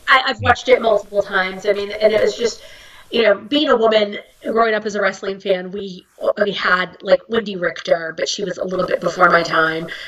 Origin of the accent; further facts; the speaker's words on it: Bay Area, California, United States; moved away; I'm from the Bay Area.